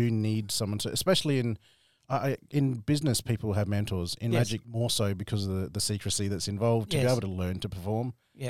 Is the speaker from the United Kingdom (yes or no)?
no; Australia; I was very lucky. I grew up in a very multicultural neighbourhood. Mm-hmm. A lot of Italians, a lot of Serbians and Croatians.